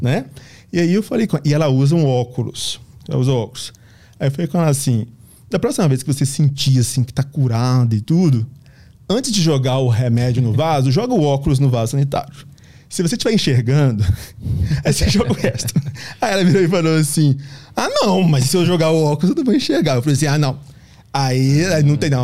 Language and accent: Portuguese; Minas Gerais, Brazil; a gente é de Minas